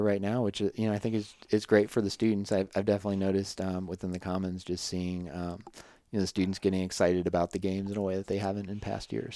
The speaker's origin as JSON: {"language": "English", "region": "Midwest", "country": "United States", "moved": "as an adult", "said": "I'm from the Midwest"}